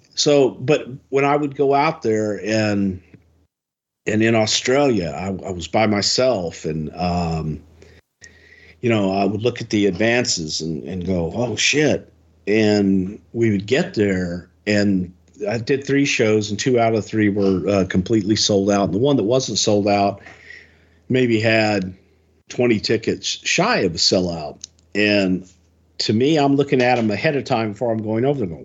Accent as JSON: {"language": "English", "town": "Houston", "region": "Texas", "country": "United States", "tie": "born or raised there", "said": "in front of seventy thousand people in my hometown"}